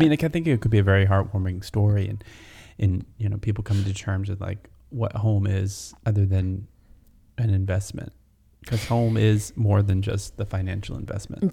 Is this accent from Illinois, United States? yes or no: no; North Georgia, United States; where I grew up in North Georgia